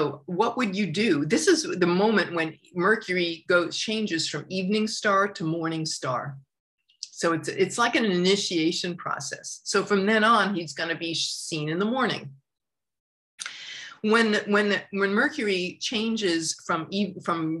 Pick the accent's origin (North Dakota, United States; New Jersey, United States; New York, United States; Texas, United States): New York, United States; suburbs of Long Island; moved away; I grew up in New York, in the culture of New York and in the suburbs of Long Island.